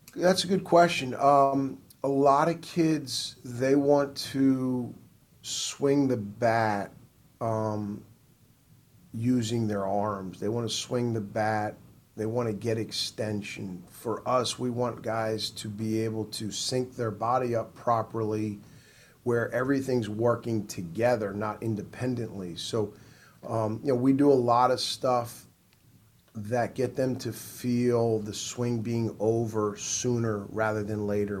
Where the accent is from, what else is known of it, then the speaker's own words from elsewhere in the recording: New Jersey, United States; now in South Carolina, United States; I'm originally from New Jersey.